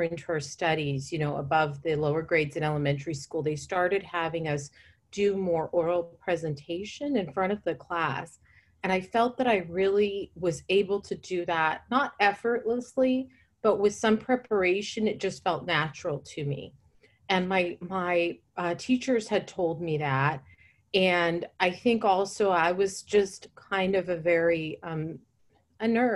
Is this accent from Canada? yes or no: no; Fresno, California, United States; I was growing up in Central California, in Fresno, California, not in New York City